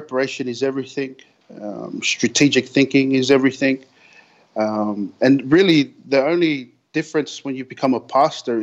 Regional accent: Sydney, New South Wales, Australia; I grew up in Sydney, in Australia, down in the Western Sydney

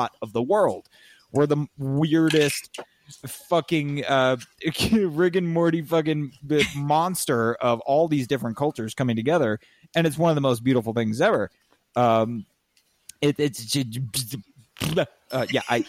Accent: San Diego County, California, United States; also born or lived in La Jolla; I was born in La Jolla, but I grew up largely in San Diego County

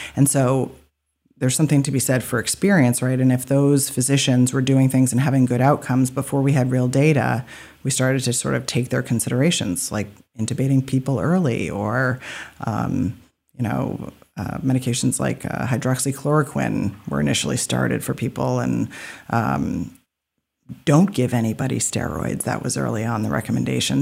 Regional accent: Alfred, Maine, United States; also born or lived in Portland, Maine; I was born in Alfred, so I lived there and left for training and then came back.

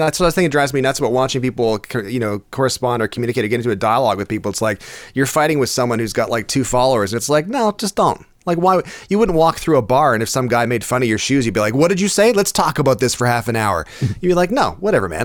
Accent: Stratford, Ontario, Canada; growing up in Stratford because Stratford's only thirty six thousand people now

